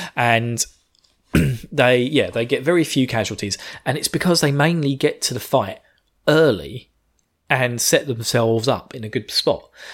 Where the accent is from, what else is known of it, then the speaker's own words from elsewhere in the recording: United Kingdom; I'm British.